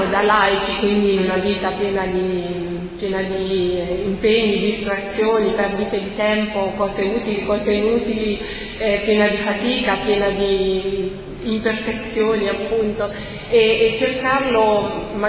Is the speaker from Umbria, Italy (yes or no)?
yes; Perugia, Umbria, Italy; now in Rome, Italy; quando sono arrivata a Roma, io ero, sono cresciuta in parrocchia a Perugia e quando sono arrivata a Roma